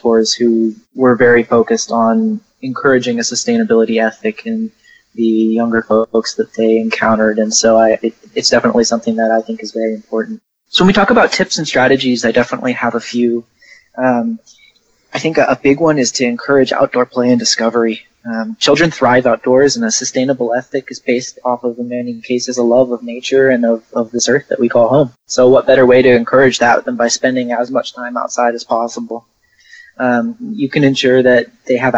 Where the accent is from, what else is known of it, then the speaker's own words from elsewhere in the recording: Portland, Oregon, United States; moved away as an adult; also born or lived in San Antonio, Texas; now in Houston, United States; I grew up in Portland, Oregon, and then I moved to San Antonio